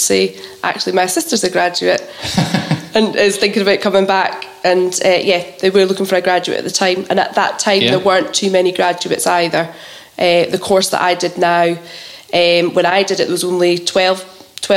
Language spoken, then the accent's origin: English; Coldstream, Scotland, United Kingdom; also born or lived in Duns / Glasgow; I was brought up in Coldstream. I went to school Coldstream and then secondary at Duns